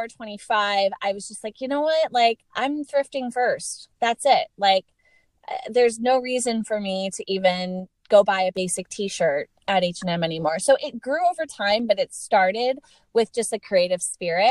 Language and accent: English; Lancaster, Pennsylvania, United States; moved away; It's Lancaster, Pennsylvania